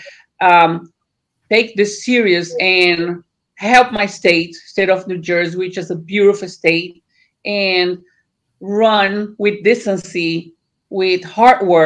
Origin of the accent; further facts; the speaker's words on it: Brazil; moved away as an adult; now in United States; I was born in Brazil. I live in America more than 30 years.